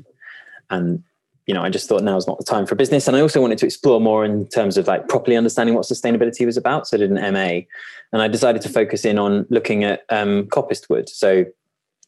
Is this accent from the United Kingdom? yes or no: yes; Kent, North Downs, South East England, United Kingdom; I grew up in a very rural environment. I grew up in Kent, in the North Downs.